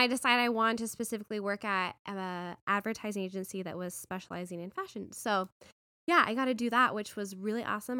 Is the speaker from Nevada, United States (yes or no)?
yes; Las Vegas, Nevada, United States; moved away as an adult; also born or lived in New York / San Francisco; now in Arizona, United States; I grew up in Vegas